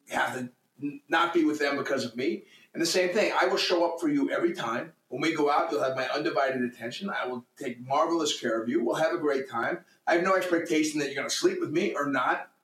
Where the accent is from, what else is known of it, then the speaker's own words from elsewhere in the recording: New England, United States; now in Orange County, United States; I'm a husky kid from New England